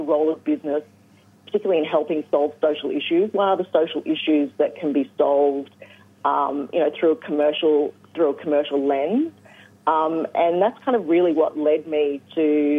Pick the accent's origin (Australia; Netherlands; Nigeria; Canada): Australia; Rutherglen, Victoria; now in Hobart, Australia; I grew up in Rutherglen in northeast Victoria